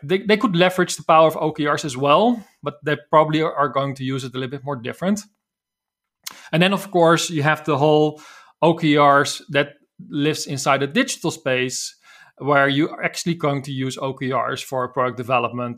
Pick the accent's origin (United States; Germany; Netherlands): Netherlands; accent: Dutch; English is a second language; I'm from the Netherlands as you probably can hear from my accent.